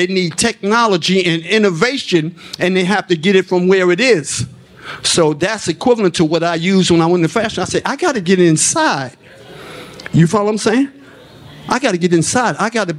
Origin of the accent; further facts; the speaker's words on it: New York City, New York, United States; that's a lesson I learned from growing up in Harlem, real poor, swimming in the Harlem River.